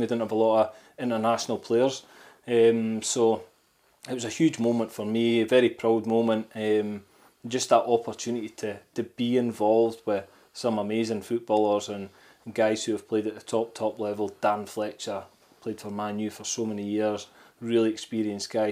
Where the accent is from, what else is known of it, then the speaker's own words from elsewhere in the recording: Scotland, United Kingdom; I'm Scottish